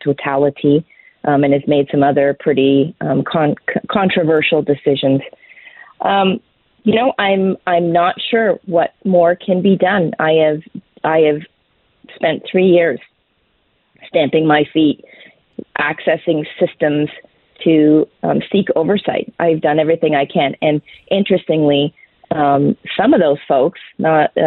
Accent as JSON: {"language": "English", "country": "Canada"}